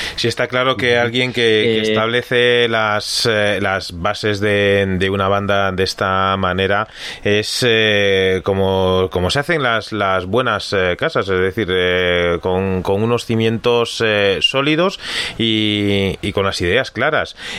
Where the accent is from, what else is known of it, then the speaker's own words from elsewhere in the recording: Galicia, Spain; que somos eh, gallegos